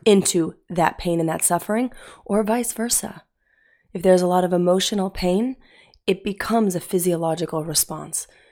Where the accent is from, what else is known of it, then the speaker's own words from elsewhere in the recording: Utah, United States; I grew up in Utah.